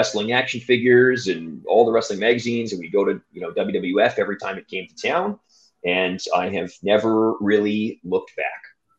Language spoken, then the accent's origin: English; Alberta, Canada; moved away; I'm from Alberta originally